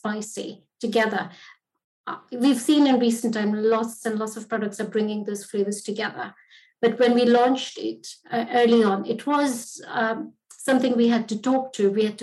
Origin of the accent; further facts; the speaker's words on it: Mumbai, Maharashtra, India; moved away as an adult; now in United Kingdom; I grew up in Bombay, Mumbai now